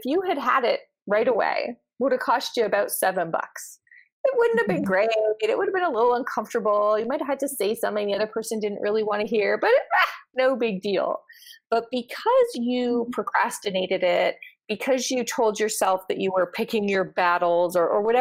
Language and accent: English; Canada; I'm Canadian